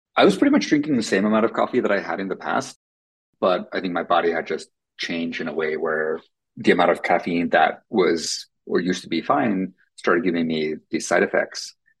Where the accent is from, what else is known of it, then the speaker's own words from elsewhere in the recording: Finland; first language Finnish; English is a second language; moved away; Finnish, which is my first language